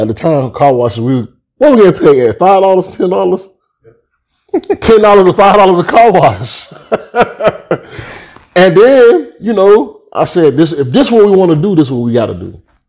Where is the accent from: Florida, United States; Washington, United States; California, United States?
Florida, United States; Miami; also born or lived in Pahokee, Florida; I was born and raised in Miami, Florida.